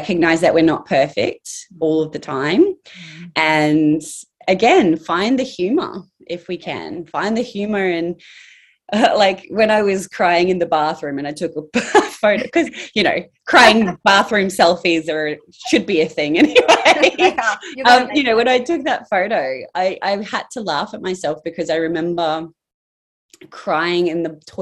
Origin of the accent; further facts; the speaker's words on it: Townsville, Queensland, Australia; I grew up in Townsville.